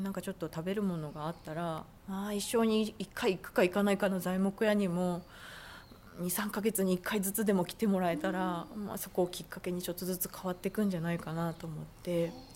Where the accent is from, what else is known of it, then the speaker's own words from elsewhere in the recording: Marugame, Kagawa, Japan; moved away as an adult; also born or lived in Tokyo; 実家の方を見るとまさにうちはそういうあの私がきっとこの会社に山一木材に帰ってこないとこの会社はなくなるんだろうな